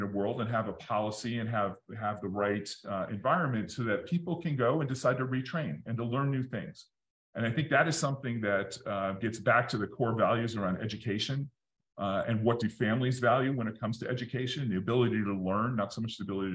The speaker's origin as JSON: {"language": "English", "town": "Detroit", "region": "Michigan", "country": "United States", "tie": "born or raised there", "said": "I grew up in Detroit in the 80s"}